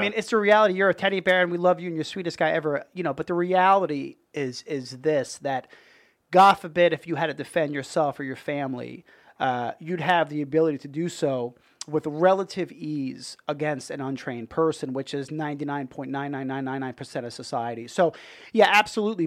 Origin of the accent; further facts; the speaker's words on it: Dix Hills, New York, United States; moved away as an adult; also born or lived in Brooklyn, New York; now in Tampa, United States; I was born in Brooklyn. I lived there till I was, like, five, and then, uh, moved out to Long Island, and I was there, uh, till I was eighteen